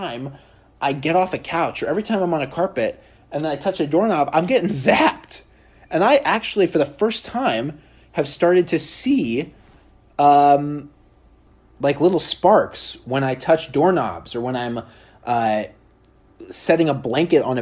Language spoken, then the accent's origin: English; Oregon, United States; now in New York, United States; I grew up in Oregon